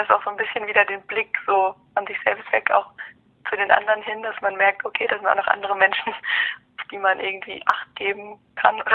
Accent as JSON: {"language": "German", "town": "Marburg", "region": "Hesse", "country": "Germany", "said": "Ich komme aus Marburg."}